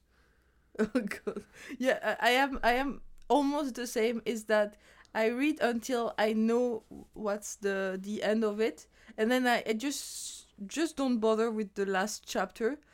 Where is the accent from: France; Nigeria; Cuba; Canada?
France; moved away; my hometown in France